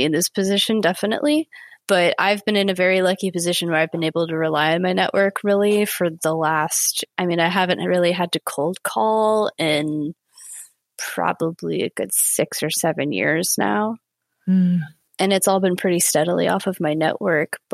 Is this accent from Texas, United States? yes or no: no; Santa Cruz, California, United States; moved away as an adult; also born or lived in San Francisco; now in Los Angeles, United States; I grew up in the Santa Cruz area, of which is Central California